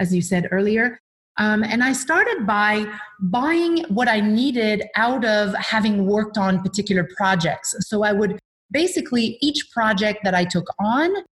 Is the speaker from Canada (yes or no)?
yes; Quebec City, Quebec, Canada; also born or lived in British Columbia; now in Vancouver Island, Canada; I'm originally from Quebec City, and I moved to BC about 24 years ago